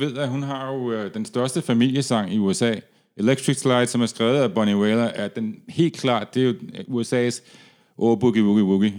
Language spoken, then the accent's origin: Danish; Denmark; da jeg var barn i Danmark